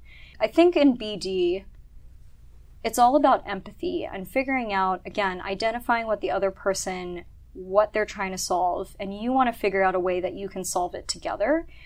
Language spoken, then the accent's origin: English; Tokyo, Japan; also born or lived in Hong Kong / Sydney / London / Milan; So growing up in Japan, so I grew up in Tokyo mostly. I was born in Hong Kong. Lived in Sydney for a couple years, in London, in Milan